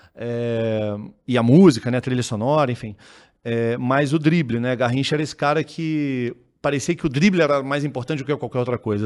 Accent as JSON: {"language": "Portuguese", "town": "Petrópolis", "region": "Rio de Janeiro", "country": "Brazil", "said": "Eu sou de Petrópolis"}